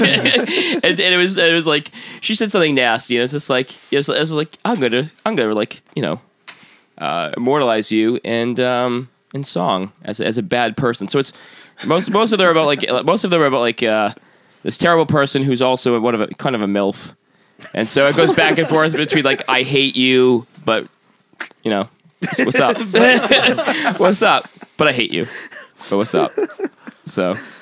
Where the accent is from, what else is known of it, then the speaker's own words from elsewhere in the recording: Massachusetts, United States; I'm originally from Massachusetts